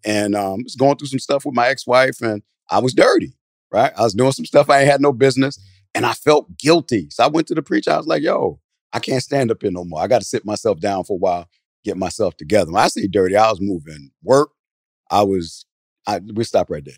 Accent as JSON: {"language": "English", "region": "New Jersey", "country": "United States", "moved": "yes", "lives_now": "Atlanta, United States", "said": "I'm from Jersey originally"}